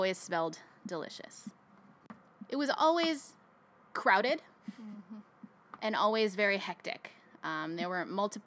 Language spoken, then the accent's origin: English; Fremont, California, United States; I was born and raised in California. I grew up in Fremont